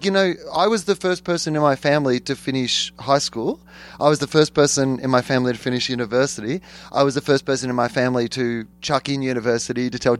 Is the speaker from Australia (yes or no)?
yes; Australia; I'm from Australia.